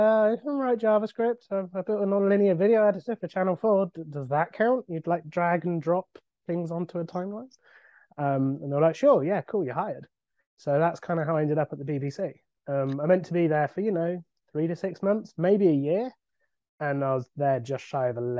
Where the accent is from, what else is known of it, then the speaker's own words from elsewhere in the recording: Somerset, South West England, United Kingdom; moved away as an adult; now in London, United Kingdom; I'm from Somerset, where we all talk like pirates